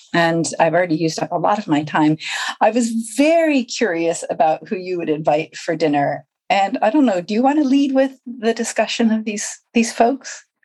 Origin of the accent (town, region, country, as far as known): Rhode Island, United States; moved away as an adult; now in United Kingdom